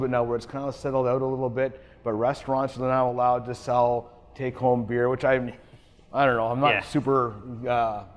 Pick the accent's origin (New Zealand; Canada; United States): Canada